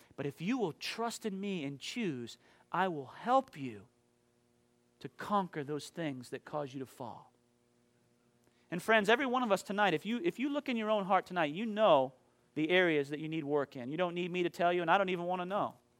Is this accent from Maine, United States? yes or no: yes; Maine, United States; moved away; back in my hometown in Maine